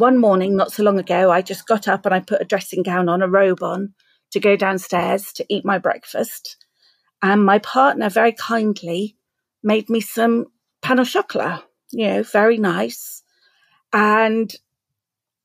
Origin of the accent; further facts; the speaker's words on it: Southampton, South East England, United Kingdom; Southampton, my hometown.